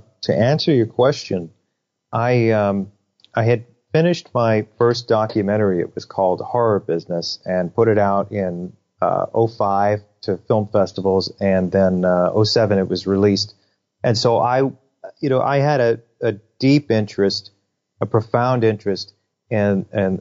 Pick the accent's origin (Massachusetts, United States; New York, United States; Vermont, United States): New York, United States; I grew up in New York